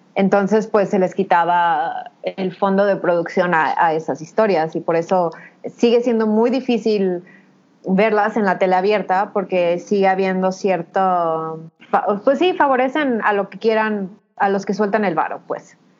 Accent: Mexico; somos mujeres mexicanas

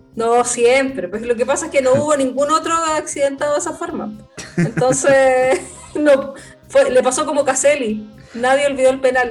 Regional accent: Chile; nosotros los chilenos

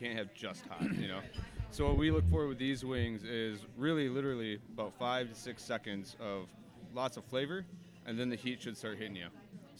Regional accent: Hudsonville, Michigan, United States; also born or lived in New York / Paris / Germany / United Kingdom; I was raised in Hudsonville, so about 40 minutes southwest of here, my apologies. So definitely a Michigan-raised boy. About around the age of 18, moved away to New York

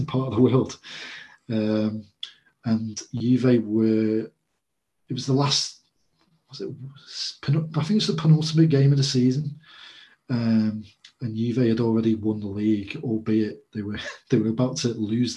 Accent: England, United Kingdom; I'm English and that's what I'm most used to.

